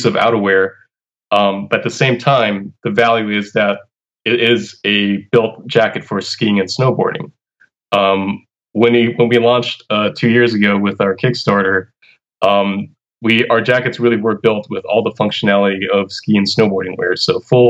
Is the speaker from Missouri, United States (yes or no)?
no; Hawaii, United States; moved away as an adult; also born or lived in California; now in Boston, United States; I came here from Hawaii, having lived there for my entire life, and then moving to California for school, for undergrad